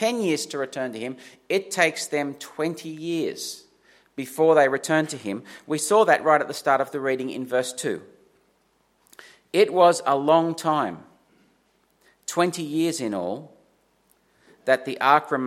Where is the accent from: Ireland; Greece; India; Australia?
Australia; Dubbo, New South Wales; I'm from Dubbo.